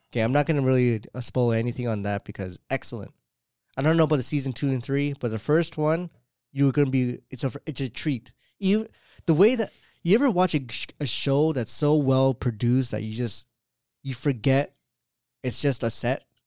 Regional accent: Canada; I'm Canadian

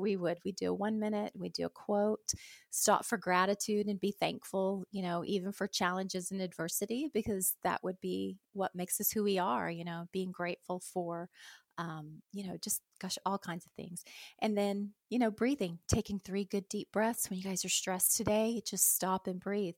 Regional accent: Anadarko, Oklahoma, United States; I'm from Anadarko, Oklahoma

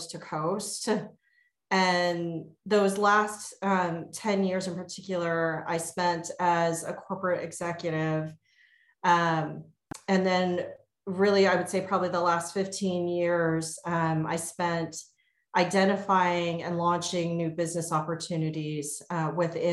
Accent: Texas, United States; moved away as an adult; also born or lived in Virginia / northern New Jersey; now in Baltimore, United States; I grew up in Texas. My parents are immigrants from Taiwan.

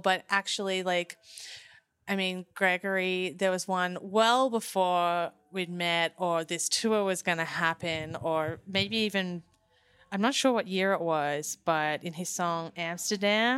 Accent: Phillip Island, Victoria, Australia; moved away; I grew up on Phillip Island

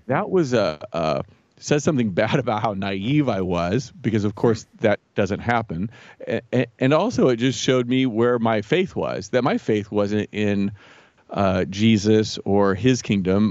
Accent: Jefferson City, Missouri, United States; also born or lived in Saint Louis, Missouri / Columbia, Missouri / Chicago / Ann Arbor, Michigan; I was, uh, born in Saint Louis, grew up mostly in Jefferson City, and lived most of my adult life in Columbia. So, all within the state of Missouri

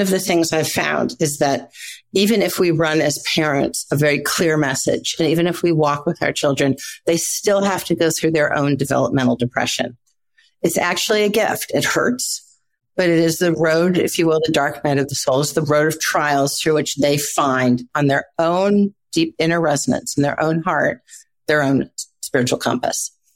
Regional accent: Midwest, United States; I grew up in the Midwest.

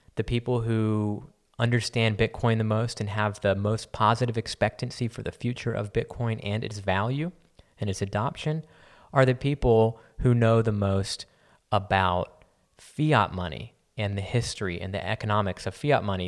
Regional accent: San Antonio, Texas, United States; I grew up in San Antonio

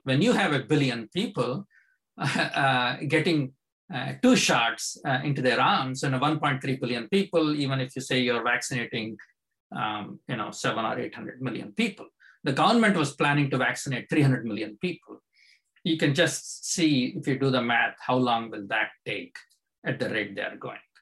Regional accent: India; now in United States; I grew up in India

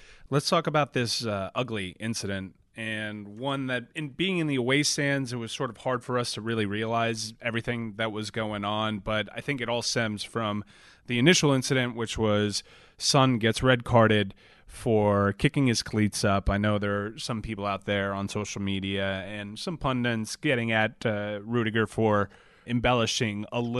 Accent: United States; as an American watching the World Cup

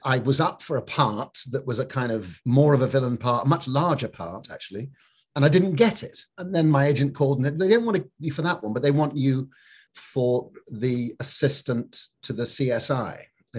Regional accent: Scotland, United Kingdom; So I never really picked up actually being up in the north of Scotland

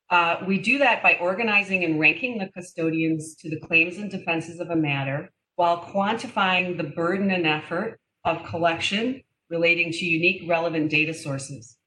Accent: Detroit, Michigan, United States; moved away; I am from Detroit originally

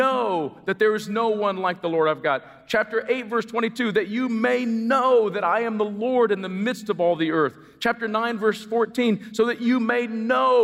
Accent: United States; I'm as American as apple pie

